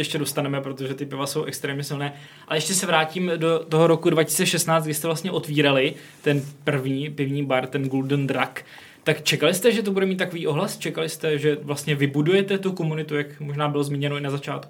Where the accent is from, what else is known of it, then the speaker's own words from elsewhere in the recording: Czechia; jsme jako Češi tradičně pivní národ